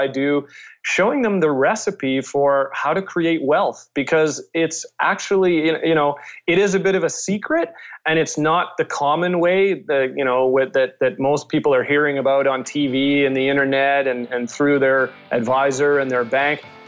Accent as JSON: {"language": "English", "town": "Winnipeg", "region": "Manitoba", "country": "Canada", "also_born_or_lived": "Calgary, Alberta", "moved": "as an adult", "said": "I'm originally from Winnipeg"}